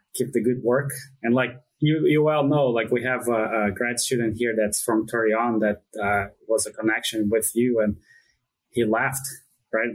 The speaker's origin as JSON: {"language": "English", "country": "Brazil", "moved": "as an adult", "lives_now": "United States", "said": "I'm from Brazil, and I did my vet school training in Brazil. I moved to the U.S. in 2007"}